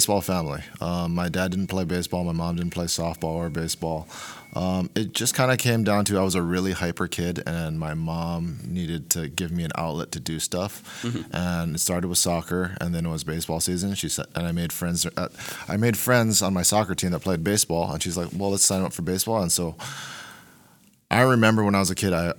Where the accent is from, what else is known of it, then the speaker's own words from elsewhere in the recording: Honolulu, Hawaii, United States; moved away as an adult; also born or lived in Oregon; now in Portland, United States; I am born and raised in Honolulu, Hawaii